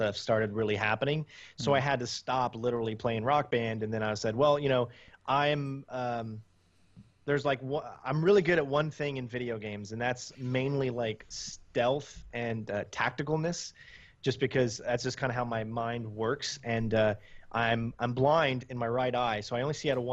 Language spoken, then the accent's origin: English; United States; I'm from the United States